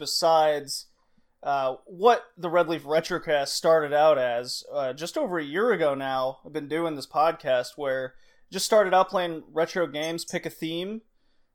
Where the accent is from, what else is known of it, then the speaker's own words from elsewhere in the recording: Houston, Texas, United States; I grew up in just outside Houston, Texas